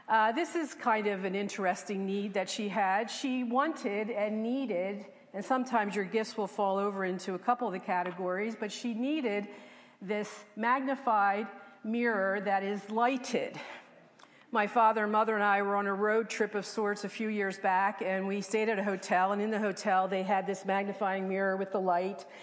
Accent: Levittown, United States; When I was a little girl growing up in Levittown, I lived next door to my best friend

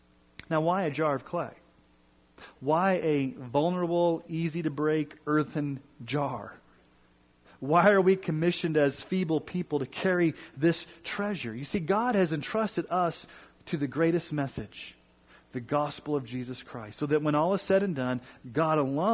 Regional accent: Kansas City, Missouri, United States; born there; For example, I was born in Kansas City, Missouri. That's true.

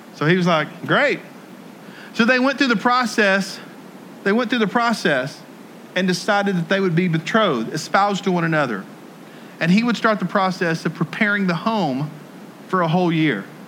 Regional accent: Jackson, Tennessee, United States; moved away; my hometown of Jackson, Tennessee

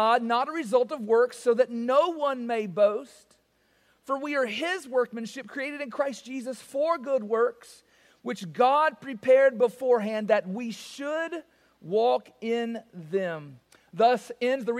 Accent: the South, United States; I am from the South

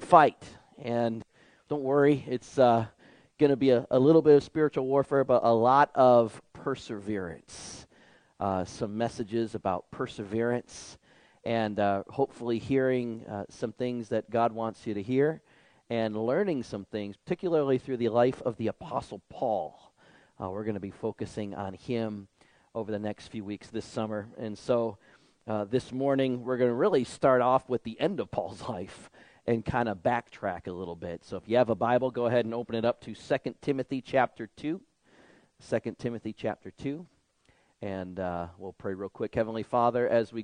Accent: Detroit, Michigan, United States; growing up in Michigan, in the 1980s, the developments of Detroit, the city I lived

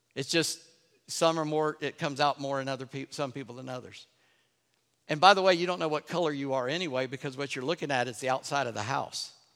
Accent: North Charleston, South Carolina, United States; I grew up in North Charleston

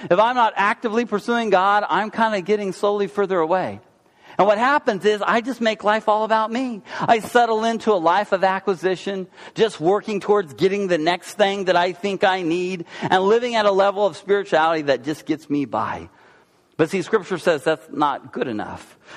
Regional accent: Oklahoma, United States; Uh, I'm from Oklahoma.

